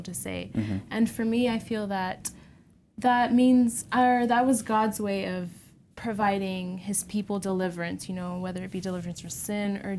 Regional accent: Houston, Texas, United States; I'm from Houston, Texas

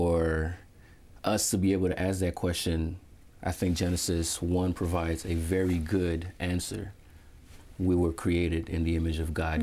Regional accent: Venezuela; now in Philadelphia, United States; I was born in Venezuela

